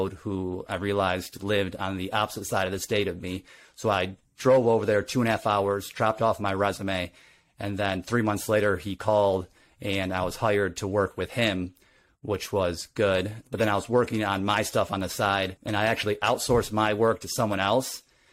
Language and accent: English; Grand Rapids, Michigan, United States; I was raised in Grand Rapids, Michigan